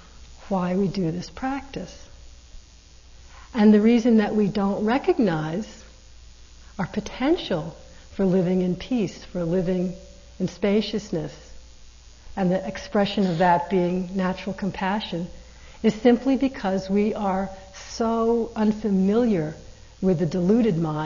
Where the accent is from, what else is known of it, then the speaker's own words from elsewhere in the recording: East Coast, United States; And I'm not from California, I'm from the East Coast